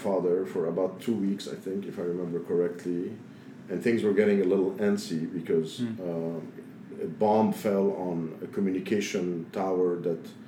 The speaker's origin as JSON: {"language": "English", "town": "Beirut", "region": "Beirut Governorate", "country": "Lebanon", "moved": "yes", "lives_now": "New York, United States", "said": "here I was, a West Beiruti"}